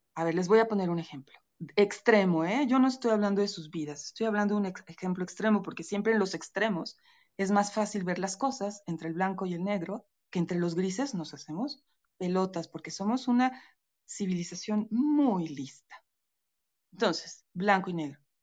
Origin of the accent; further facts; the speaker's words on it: Veracruz, Mexico; soy veracruzana, soy de, mi familia es de Veracruz